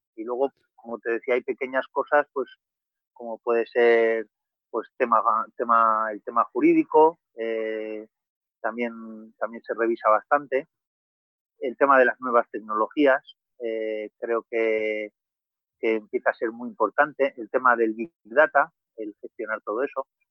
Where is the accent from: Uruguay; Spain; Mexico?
Spain; Vitoria-Gasteiz, Basque Country; moved away as an adult; now in Cádiz, Spain; yo soy de Vitoria, de una ciudad del norte de España